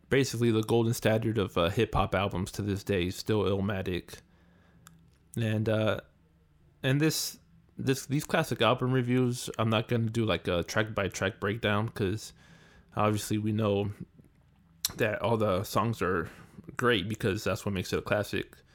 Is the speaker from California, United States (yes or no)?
yes; California, United States; growing up in California